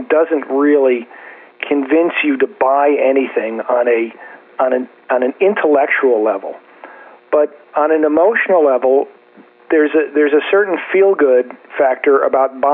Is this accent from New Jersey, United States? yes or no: yes; New Jersey, United States; I'm from New Jersey too